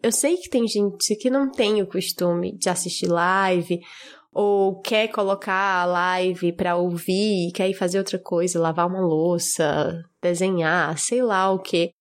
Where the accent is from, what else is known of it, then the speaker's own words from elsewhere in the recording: Fortaleza, Ceará, Brazil; also born or lived in Natal, Brazil / Portugal; E eu sou do Nordeste, eu sou de Fortaleza, morei muitos anos em Natal